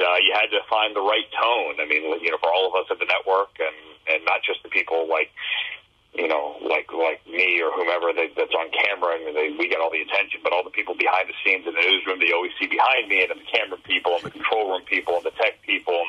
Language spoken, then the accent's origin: English; Northern Virginia, United States; I grew up in Northern Virginia